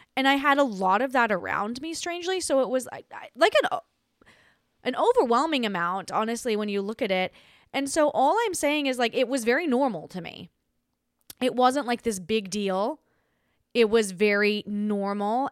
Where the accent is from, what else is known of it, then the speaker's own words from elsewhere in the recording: Australia; accent: Australian; now in United States; I grew up in Australia